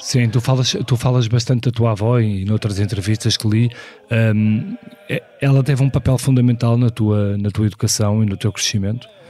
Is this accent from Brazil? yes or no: no; Porto, Norte, Portugal; nasci no Porto em 1976